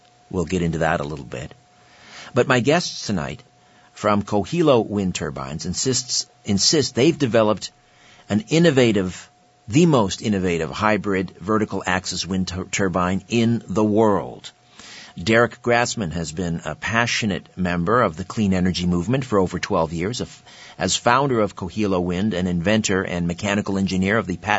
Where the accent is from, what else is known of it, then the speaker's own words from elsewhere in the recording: Brantford, Ontario, Canada; In my hometown, Brantford, here in southern Ontario, in Brant County